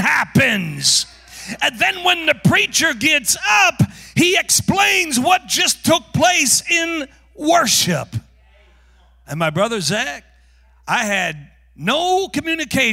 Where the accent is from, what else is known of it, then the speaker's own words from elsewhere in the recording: North Carolina, United States; moved away; also born or lived in Tulsa, Oklahoma; I'm from North Carolina